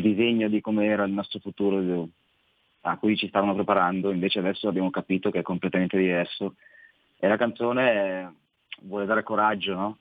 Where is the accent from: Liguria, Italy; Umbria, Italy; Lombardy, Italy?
Lombardy, Italy; Saronno; also born or lived in Tradate; in realtà sono di Saronno